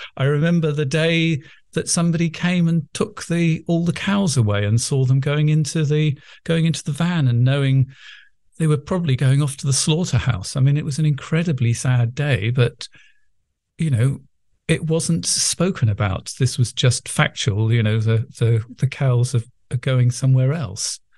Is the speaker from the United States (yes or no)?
no; England, United Kingdom; accent: English middle class; as you can imagine from listening to my accent, I'm not only very English, but English middle class